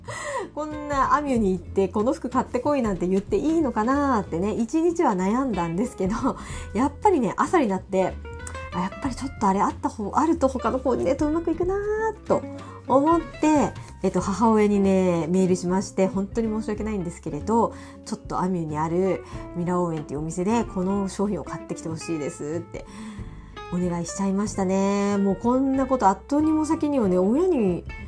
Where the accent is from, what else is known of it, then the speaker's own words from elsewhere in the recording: Miyazaki, Japan; moved away; 宮崎に私の出身地宮崎